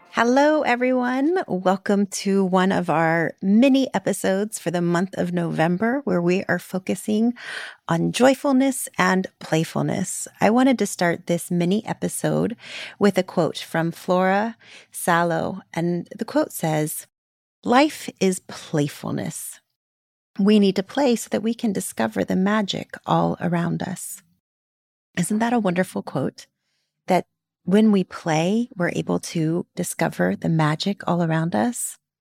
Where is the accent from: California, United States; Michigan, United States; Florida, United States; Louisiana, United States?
Florida, United States; I grew up in Florida